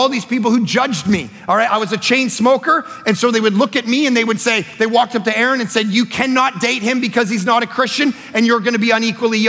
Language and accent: English; Toronto, Ontario, Canada; I grew up in Toronto